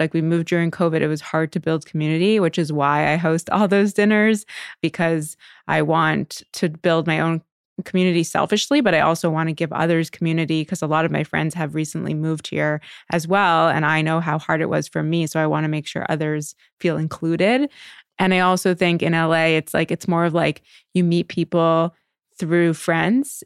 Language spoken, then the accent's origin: English; Canada; also born or lived in New York; now in Los Angeles, United States; I'm Canadian originally, and so moving to New York